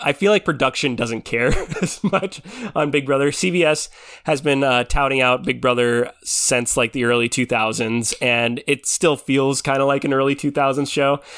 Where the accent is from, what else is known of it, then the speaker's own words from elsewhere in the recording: Philippines; I'm Filipino